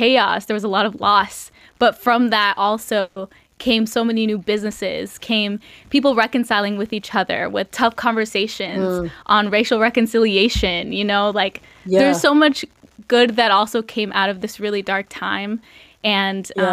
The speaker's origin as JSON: {"language": "English", "town": "Revere", "region": "Massachusetts", "country": "United States", "tie": "born or raised there", "said": "growing up in Revere, the carnival isn't there"}